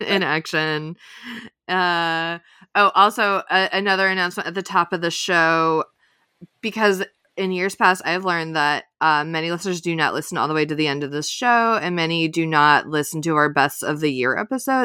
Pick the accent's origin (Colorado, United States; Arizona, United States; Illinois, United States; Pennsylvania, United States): Illinois, United States; moved away; I'm from Illinois. I pretty often go back to Chicago.